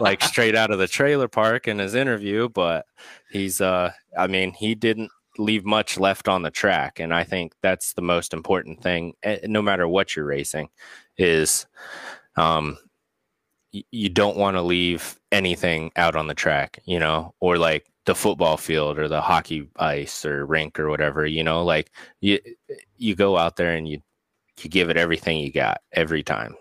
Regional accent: Pennsylvania, United States; also born or lived in California; now in Ohio, United States; I grew up in Pennsylvania, and then I moved to California, and now I'm in Ohio

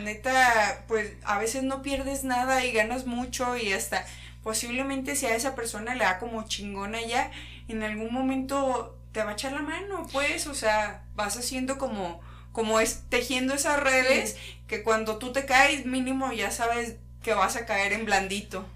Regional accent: Mexico

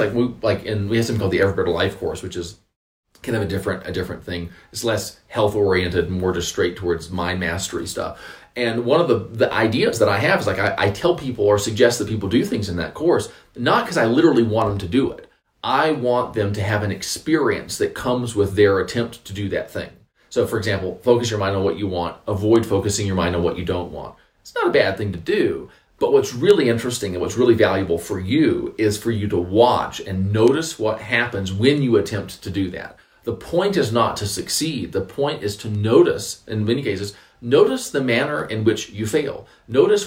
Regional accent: North Carolina, United States; I'm from North Carolina, which is, I guess, it's the South

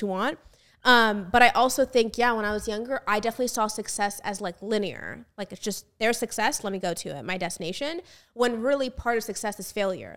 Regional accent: United States; me as an American

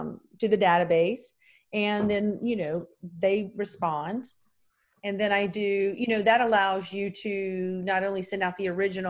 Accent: North Carolina, United States; I'm from North Carolina

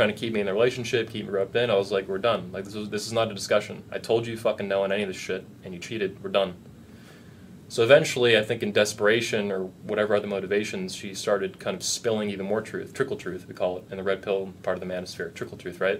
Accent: Cape Coral, Florida, United States; moved away as an adult; also born or lived in Fort Myers, Florida / Lehigh Acres, Florida; now in Orlando, United States; I'm actually from Cape Coral, Cape Coma, home of the nearly dead, newly wed. But I went to high school in Fort Myers, so I know the area pretty well

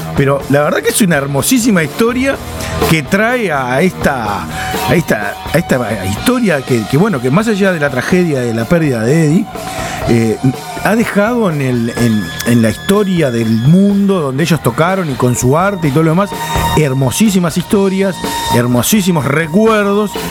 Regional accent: Uruguay; como uruguayos

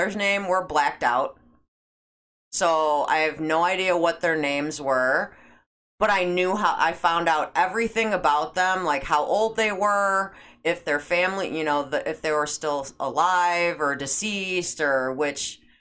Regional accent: Schaumburg, Illinois, United States; grew up in Schaumburg

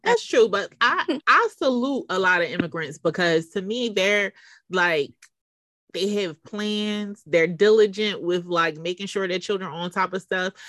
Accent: Philadelphia, Pennsylvania, United States; I growing up in Philly

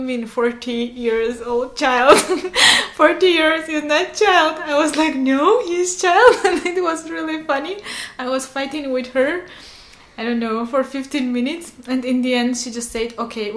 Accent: Armenia; first language Armenian; English is a second language; I'm from Armenia.

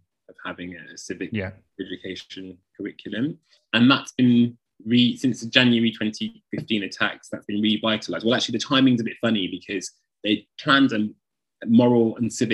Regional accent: United Kingdom; we're both British

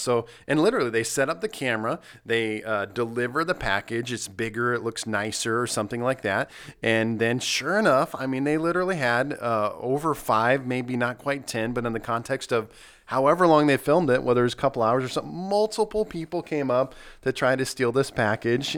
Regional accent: Nebraska, United States; also born or lived in Southern Missouri; now in Missouri, United States; I grew up in Nebraska.

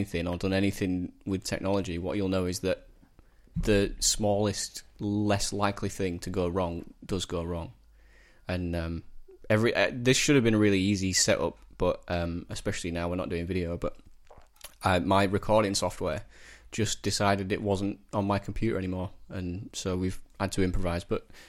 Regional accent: Shelf, Yorkshire and the Humber, United Kingdom; Halifax in Shelf. I'm from Shelf in Halifax, but yeah.

